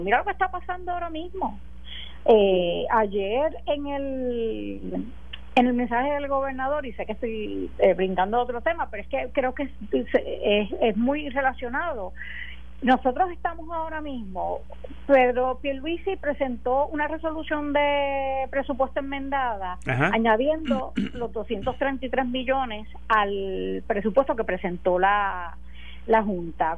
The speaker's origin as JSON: {"language": "Spanish", "country": "Puerto Rico", "said": "como puertorriqueña, como electora"}